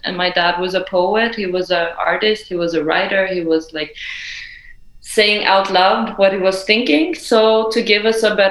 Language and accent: English; Iran; I come from Iran, and I always say, you know, we always have to know where we come from.